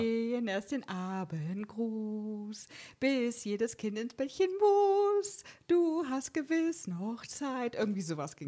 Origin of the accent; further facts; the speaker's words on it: Germany; Ich als reines Westkind